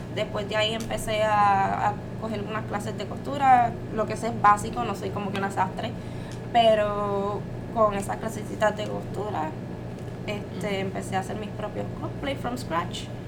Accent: Carolina, Puerto Rico; soy de Carolina y pues se me hace bien difícil no decir la palabra cabrón

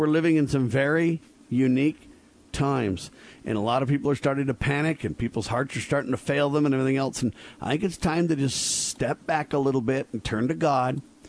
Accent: United States; I'm an American

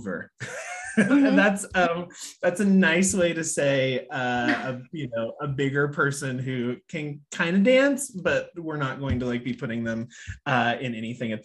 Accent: Midwest, United States; moved away as an adult; also born or lived in New York; I grew up in the Midwest on a pig farm

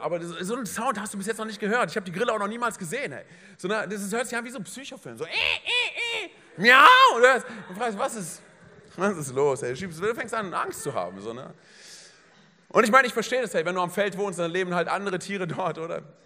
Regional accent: Berlin, Germany; moved away; ich komme aus Berlin, meine Frau auch

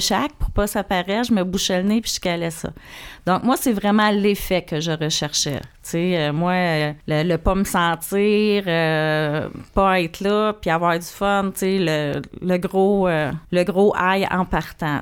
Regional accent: Saint-Charles-sur-Richelieu, Quebec, Canada; Moi, je suis née à Saint-Charles sur le Richelieu, sur le bord de l'eau

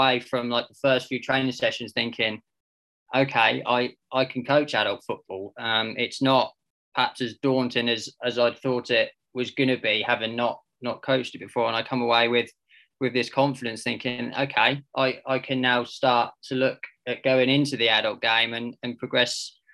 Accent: Diss, East of England, United Kingdom; I'm from Diss

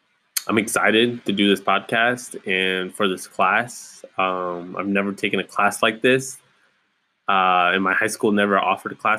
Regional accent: Ypsilanti, Michigan, United States; moved away as an adult; now in Kalamazoo, United States; I'm originally from Ypsilanti, Michigan, just outside Ann Arbor. Born and raised

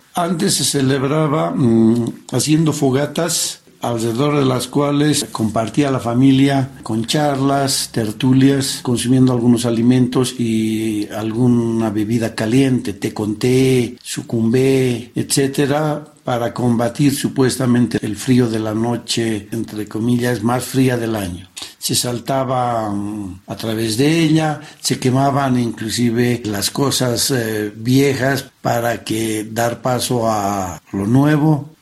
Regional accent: La Paz, Bolivia; soy de La Paz. Toda mi vida he vivido en esta hermosa ciudad.

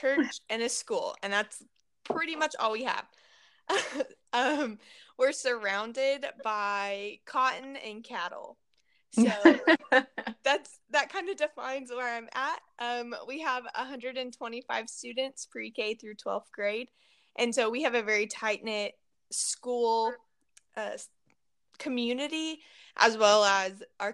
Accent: Texas, United States; also born or lived in Canyon, Texas; I grew up in Texas

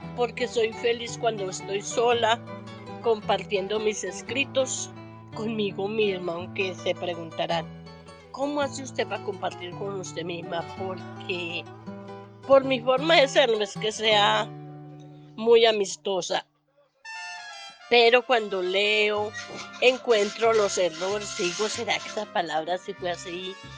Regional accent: Caicedo, Antioquia, Colombia; moved away as an adult; now in Medellín, Colombia; soy paisa. Vengo del municipio, un municipio llamado Caicedo, Antioquia.

